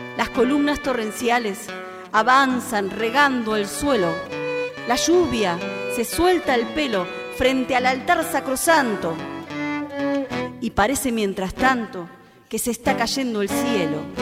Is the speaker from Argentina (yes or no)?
yes; Temperley, Buenos Aires Province, Argentina; now in Canning, Argentina; Yo soy de Temperley, pero cuando me mudé a donde estoy me di cuenta que, que Temperley era muy urbano.